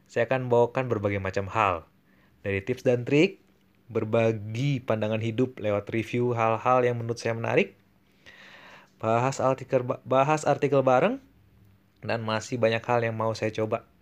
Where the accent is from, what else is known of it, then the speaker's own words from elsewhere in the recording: Bandung, West Java, Indonesia; born there; now in Manado, Indonesia; ya jadi saya lahir di Bandung, tapi sekarang sedang menjalani hidup di Manado.